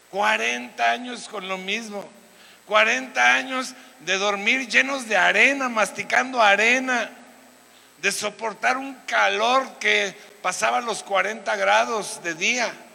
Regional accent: Veracruz, Mexico; now in Querétaro, Mexico; en mi tierra, o sea, en el Edén, o sea, Veracruz, pues cuando yo era niño solamente se jugaba béisbol

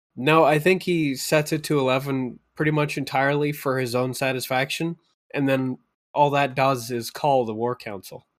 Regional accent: Calgary, Alberta, Canada; being a really small kid growing up in Calgary at the time

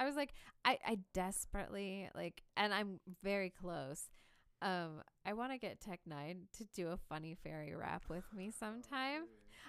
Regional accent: Kansas City, Missouri, United States; I looked up at him and I was like, I'm from Kansas City

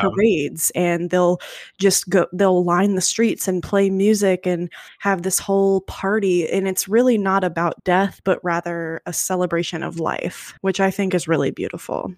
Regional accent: United States; my limited view as an American, and maybe that's just how I was raised

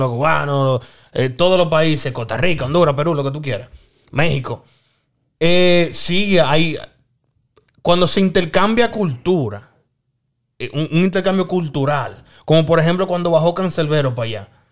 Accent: Dominican Republic; como dominicano

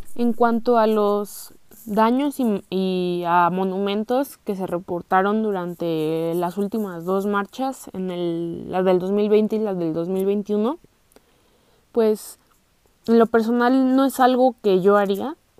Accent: Mexico; nuestra historia, e identidad como mexicanos

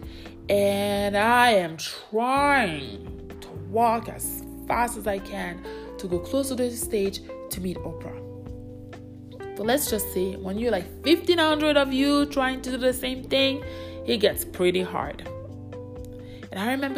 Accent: Calgary, Alberta, Canada; I'm from Calgary

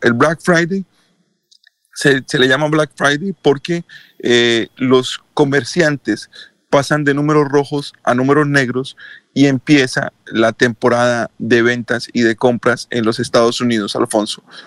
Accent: Colombia; now in United States; como buenos colombianos

